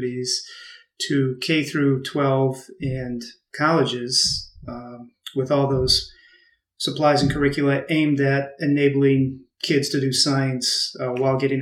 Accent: Massachusetts, United States; moved away as an adult; also born or lived in Illinois; I grew up on the East Coast in Massachusetts

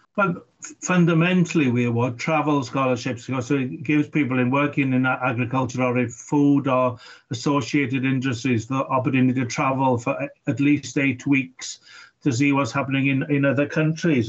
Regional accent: Wales, United Kingdom; for me as, as a Welshman

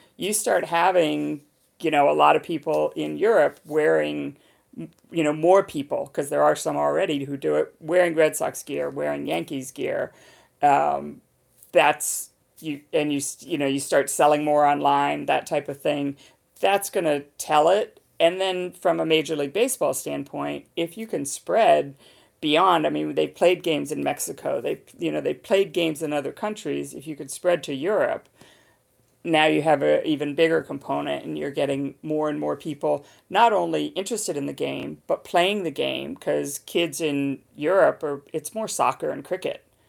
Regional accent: United Kingdom; now in Boston, United States; when you're in London, when you're in my home country.

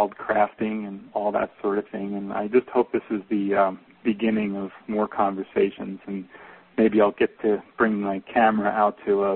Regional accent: New Jersey, United States; now in Northwest, United States; I'm from New Jersey

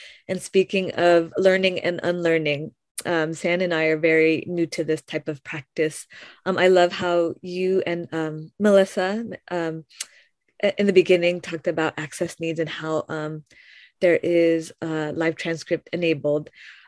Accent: Philippines

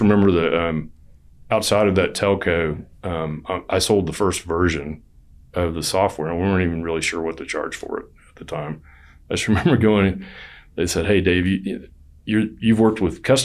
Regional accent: Texas, United States; I'm from Texas

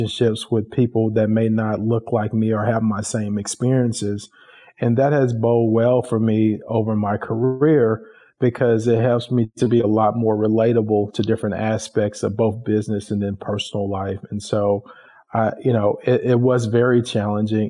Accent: Dallas, Texas, United States; Tim and I grew up in Dallas in the Oak Cliff area

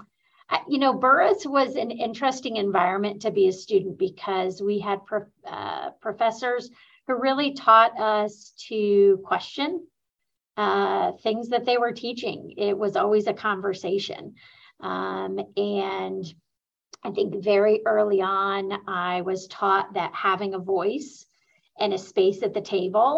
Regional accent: Muncie, Indiana, United States; I grew up in Muncie, where Ball State University is located

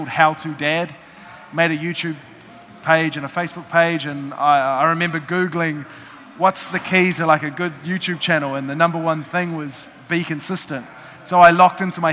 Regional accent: New Zealand; I'm from New Zealand.

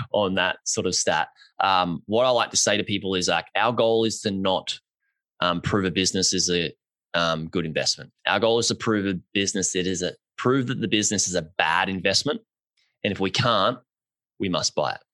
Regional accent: Australia; I'm Australian

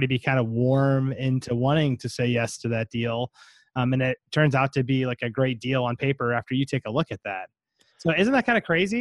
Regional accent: Houston, Texas, United States; I was actually raised in Houston, Northwest

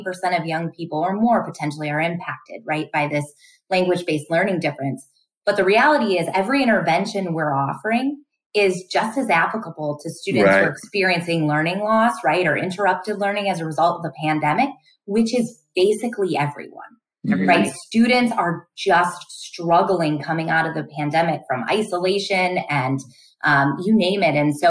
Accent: Benton Harbor, Michigan, United States; moved away; that's my hometown area where I'm from in Michigan

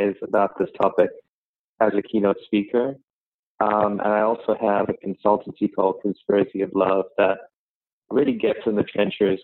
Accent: Sri Lanka; moved away as an adult; also born or lived in London, United Kingdom; now in New York, United States; I was born in Sri Lanka, and I left when I was about 19

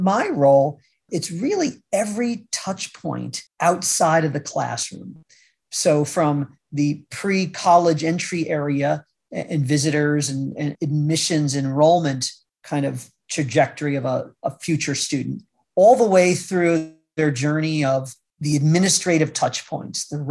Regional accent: Troy, New York, United States; moved away as an adult; also born or lived in Utica, New York / Syracuse, New York / Washington, D.C.; I grew up in the Troy area, Troy Albany, Capital District

